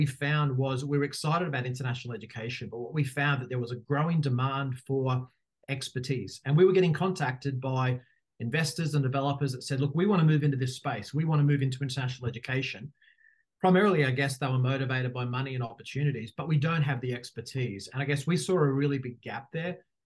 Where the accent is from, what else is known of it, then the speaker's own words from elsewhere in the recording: Australia; moved away as an adult; also born or lived in Dubai; As people will know quickly from my accent, I am Australian